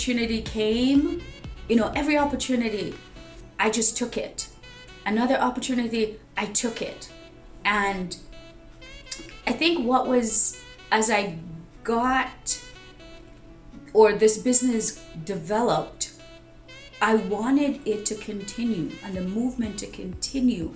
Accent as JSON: {"language": "English", "country": "Jamaica", "tie": "born or raised there", "said": "I was born in Jamaica"}